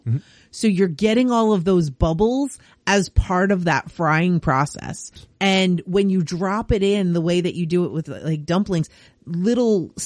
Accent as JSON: {"language": "English", "region": "New York", "country": "United States", "tie": "born or raised there", "moved": "yes", "lives_now": "Canada", "said": "Growing up in New York"}